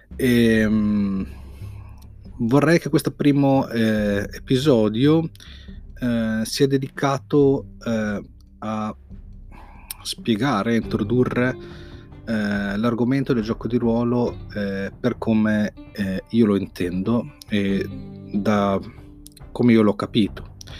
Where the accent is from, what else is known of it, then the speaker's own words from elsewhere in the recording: Modena, Emilia-Romagna, Italy; sono di Modena